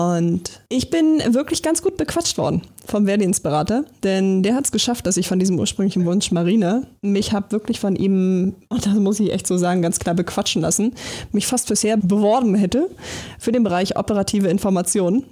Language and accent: German; Berlin, Germany; ich äh, bin ja gebürtig aus Berlin